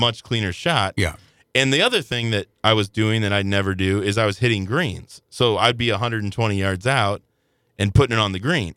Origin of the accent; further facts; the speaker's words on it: Belleville, Illinois, United States; I grew up in Belleville, Illinois